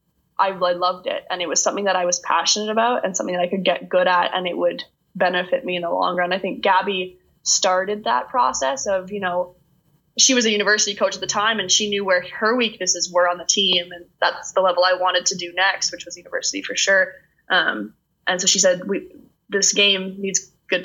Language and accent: English; Stratford, Ontario, Canada; I'm from Stratford